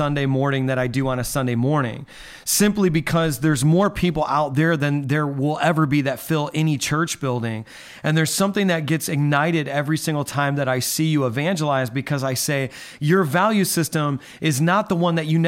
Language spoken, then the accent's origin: English; Midwest, United States; now in New York, United States; I'm a New York City pastor, New York and Long Island, but I'm from the Midwest. I'm not faking anyone out with my accent